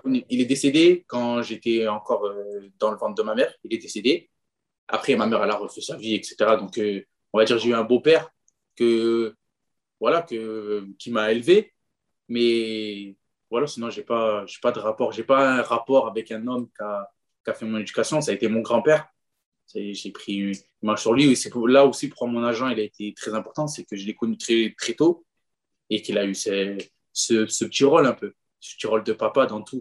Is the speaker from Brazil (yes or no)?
no; France; on est français